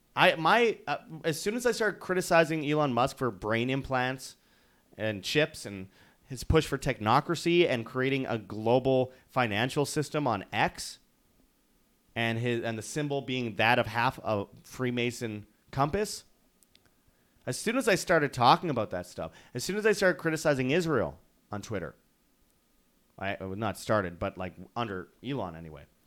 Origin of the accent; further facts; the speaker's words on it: Canada; as a Canadian